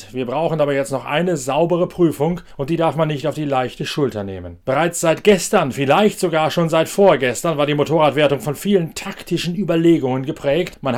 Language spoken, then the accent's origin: German; Northern Germany, Germany; Oder ist das nur noch ein Rolling Home, wie ich es immer so schön sage als Norddeutscher?